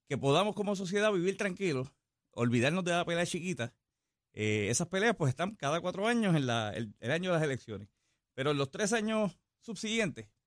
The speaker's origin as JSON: {"language": "Spanish", "town": "Yauco", "country": "Puerto Rico", "tie": "born or raised there", "said": "Soy natural de Yauco."}